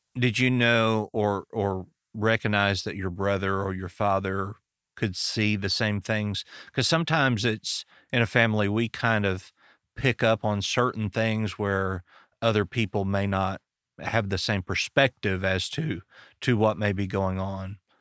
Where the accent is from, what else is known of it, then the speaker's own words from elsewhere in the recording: Arkansas, United States; I'm from Arkansas